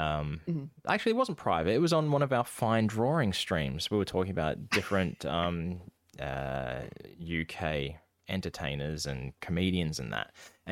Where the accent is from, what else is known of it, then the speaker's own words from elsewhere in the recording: Australia; born there; I am Australian born, and I have not heard of this. I'm like 6 years old at the time. And there's fucking kangaroos everywhere.